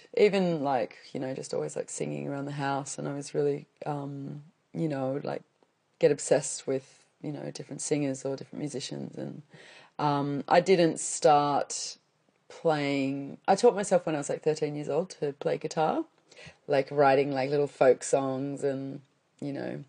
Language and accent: English; 2 hours south of Perth, southwest Western Australia, Australia; I grew up, mum and my sisters and I moved down to, 2 hours south of Perth. When I was quite young, and that was when I did all my schooling and stuff. So that was in the southwest.